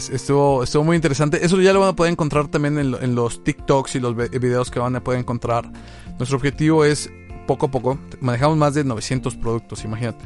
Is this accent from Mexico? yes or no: yes; Tlaxcala, Mexico; Yo soy de Tlaxcala